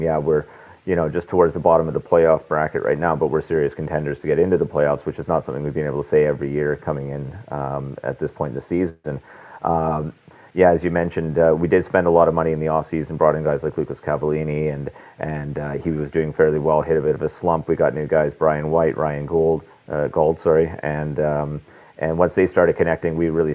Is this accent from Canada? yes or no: yes; Vancouver, British Columbia, Canada; moved away as an adult; now in Toronto, Canada; I'm born and raised in Vancouver. I've moved to Toronto about 6 years ago for work